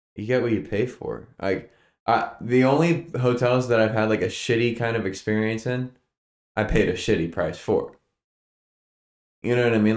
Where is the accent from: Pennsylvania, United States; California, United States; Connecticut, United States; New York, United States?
Pennsylvania, United States; Stroudsburg; moved away; the Poconos, my hometown